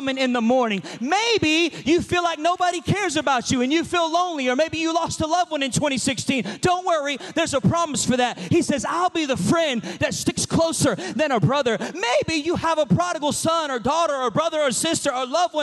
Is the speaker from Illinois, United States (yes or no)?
no; Georgia, United States; also born or lived in Chicago; I'm a Georgia boy. I'm from the South